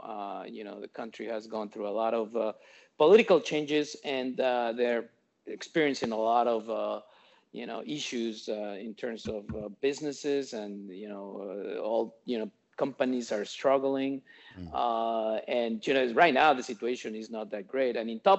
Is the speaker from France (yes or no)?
no; Mexico; I'm from Mexico